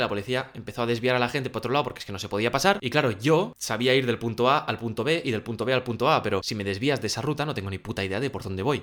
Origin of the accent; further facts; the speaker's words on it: Spain; compréndeme que no soy de aquí, mira mi matrícula, eh, soy de España